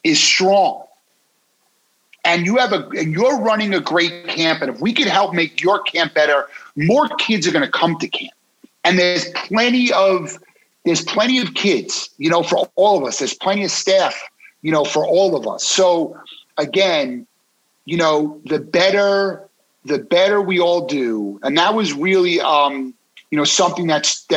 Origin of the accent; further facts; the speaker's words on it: Wayne County, Pennsylvania, United States; I grew up in Wayne County, playing in the Wayne County tournaments